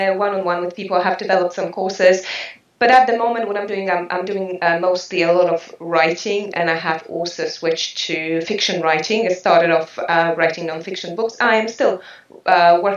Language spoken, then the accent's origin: English; New Zealand; now in France; I am a Kiwi.